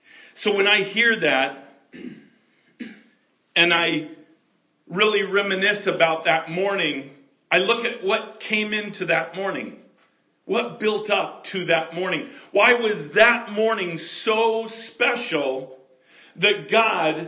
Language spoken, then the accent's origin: English; United States; I can only speak as an American